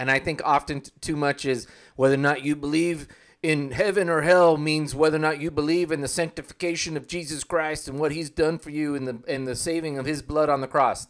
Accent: Oklahoma, United States; I grew up in Oklahoma.

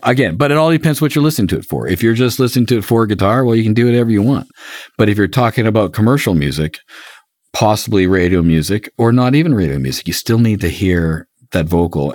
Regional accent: Canada; I'm Canadian

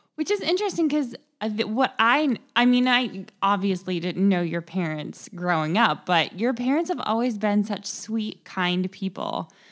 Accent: Kettering, Ohio, United States; also born or lived in San Diego area, California; I grew up in Kettering, Ohio is where I was born, um, and grew up, uh, spent pretty much my entire life in the Dayton area

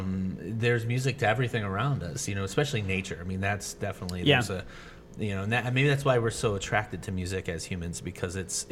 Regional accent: Kenmore, New York, United States; moved away; also born or lived in Los Angeles; the house I grew up in Kenmore was right next to Expressway.

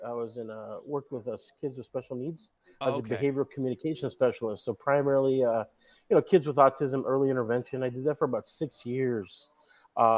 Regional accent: Salem, Oregon, United States; moved away as an adult; also born or lived in Portland, Oregon; now in Los Angeles, United States; So I'm originally from, I was born in Portland, raised in Salem, Oregon

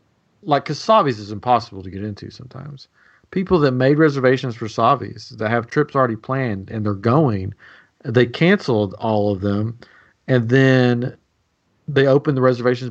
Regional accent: Tennessee, United States; We're from Tennessee. We could talk like this if

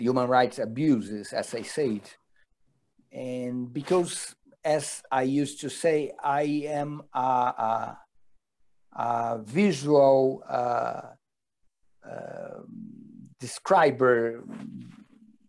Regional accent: Rio de Janeiro, Brazil; I born and raised in Rio de Janeiro

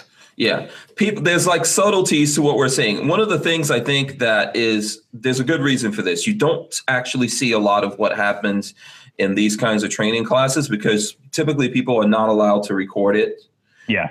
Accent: New York City, New York, United States; I grew up in Far Rockaway, New York, in the crack '80s

